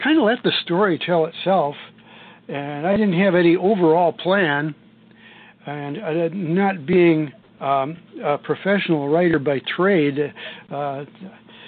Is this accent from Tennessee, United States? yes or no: no; Ludington, Michigan, United States; I grew up in Ludington, Michigan, I was in the class of 1957